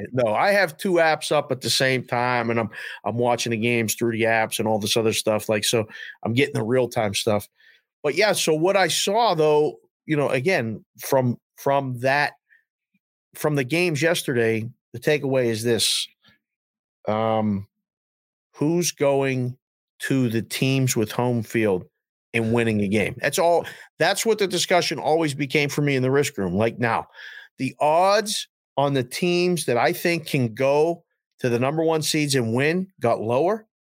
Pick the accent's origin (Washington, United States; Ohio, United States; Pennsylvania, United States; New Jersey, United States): Pennsylvania, United States; Pittsburgh; moved away; I'm from Pittsburgh